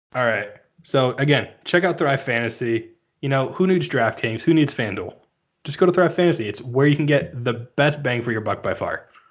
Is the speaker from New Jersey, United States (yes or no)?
yes; New Jersey, United States; moved away; originally from New Jersey